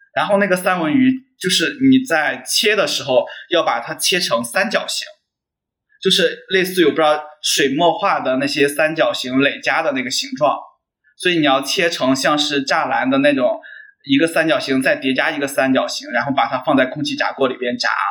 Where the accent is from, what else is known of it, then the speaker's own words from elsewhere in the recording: Henan, China; moved away; 因为我来自河南嘛